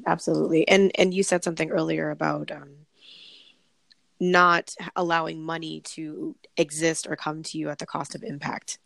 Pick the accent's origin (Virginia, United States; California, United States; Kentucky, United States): California, United States; Los Angeles